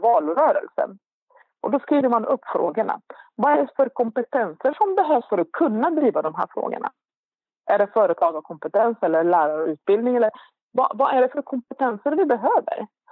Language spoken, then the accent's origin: Swedish; Iraq; now in Sweden; vi då som var irakier